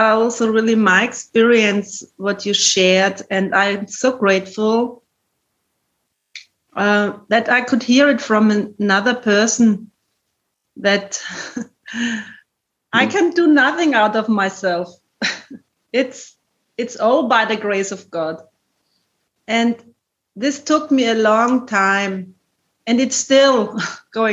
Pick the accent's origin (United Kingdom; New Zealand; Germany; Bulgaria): Germany; English is a second language; I'm from Germany and my English is really not good